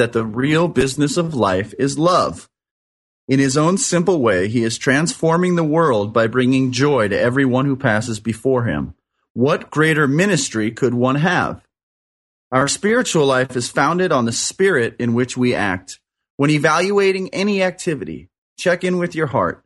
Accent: Orange County, California, United States; I grew up in Orange County here in California

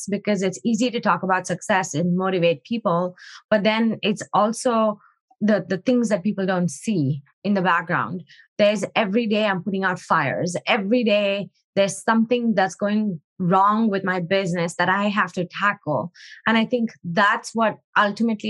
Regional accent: India; moved away as an adult; now in United States; I grew up in India and I moved here about 15 years ago

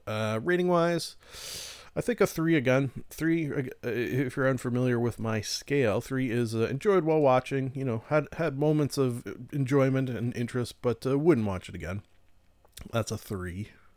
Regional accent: Canada; I am Canadian

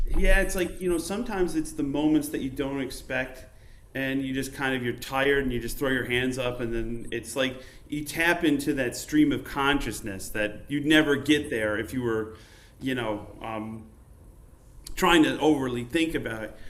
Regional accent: Utica, New York, United States; I grew up in Utica, New York

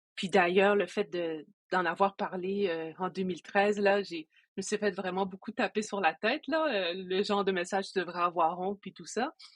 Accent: Quebec, Canada; je suis une personne qui est d'origine haïtienne, je suis née au Québec

